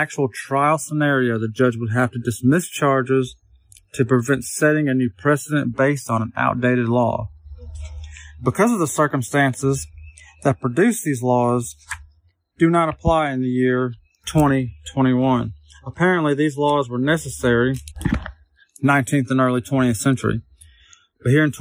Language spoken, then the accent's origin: English; Arkansas, United States; my home state of Arkansas